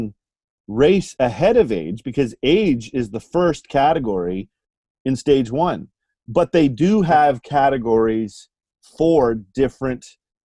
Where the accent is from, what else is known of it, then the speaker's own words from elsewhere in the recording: Canada; a Canadian citizen